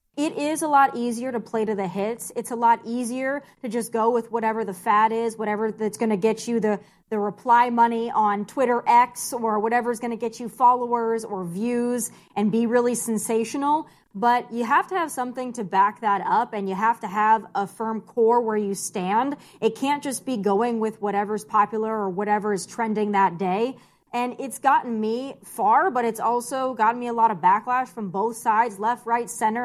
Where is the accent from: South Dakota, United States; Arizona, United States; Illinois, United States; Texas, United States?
South Dakota, United States; moved away; also born or lived in California; I'm born and raised in South Dakota.